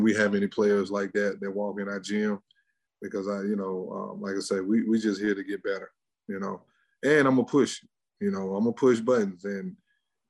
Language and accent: English; Mississippi, United States; We're from Mississippi.